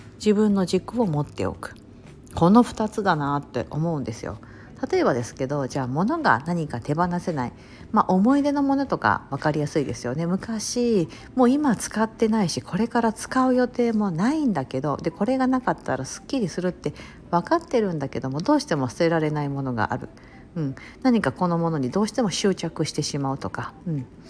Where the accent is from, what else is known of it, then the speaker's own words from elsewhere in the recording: Kansai, Japan; 私関西人だから